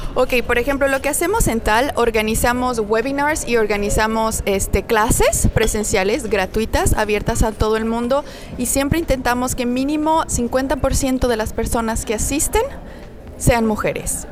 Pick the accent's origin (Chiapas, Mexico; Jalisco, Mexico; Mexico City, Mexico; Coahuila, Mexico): Mexico City, Mexico; moved away as an adult; also born or lived in Paris, France / Amsterdam, Netherlands; now in France; nací en el DF y bueno, toda mi vida estuve en México